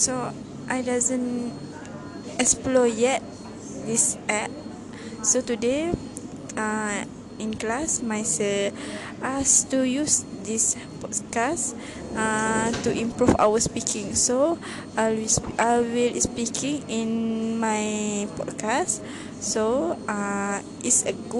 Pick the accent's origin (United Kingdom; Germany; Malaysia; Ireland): Malaysia; Kedah; English is a second language; I'm from Kedah